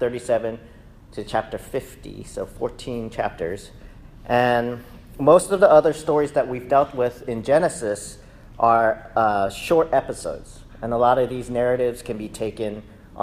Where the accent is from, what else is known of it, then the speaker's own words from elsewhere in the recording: Texas, United States; in my childhood, we grew up in Texas